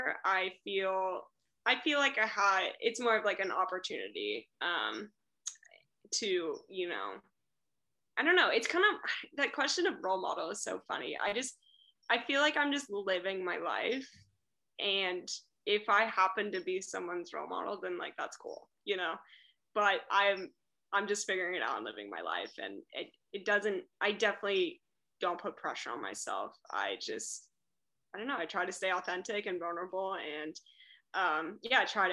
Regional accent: Aptos, California, United States; my hometown. Aptos

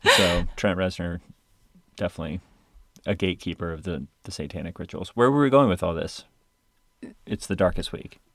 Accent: Virginia, United States; moved away; We only had a few snows like that in Virginia

